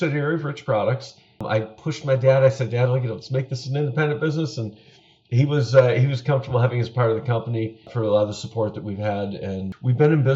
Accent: Buffalo, New York, United States; I grew up in Buffalo, New York, the west side of Buffalo. Born and raised on Lafayette Avenue on the west side, and I've lived in Buffalo all my life.

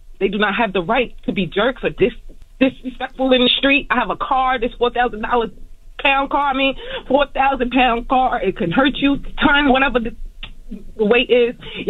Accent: Brooklyn, New York, United States; I'm from Brooklyn. You not from Brooklyn. You dirty. I'm a thoroughbred.

